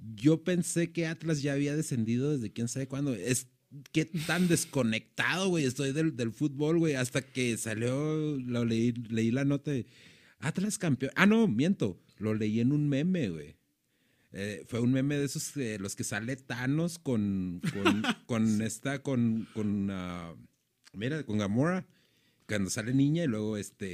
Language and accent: Spanish; Mexico; sabemos nosotros como mexicanos